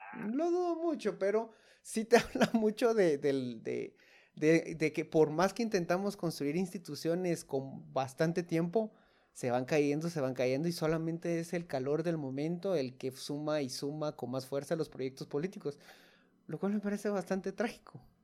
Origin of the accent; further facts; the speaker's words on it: Guatemala; como guatemaltecos